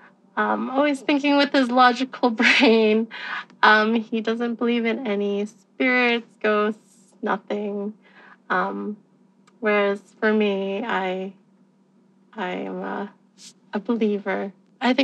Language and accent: English; Alberta, Canada; I'm from Alberta, Canada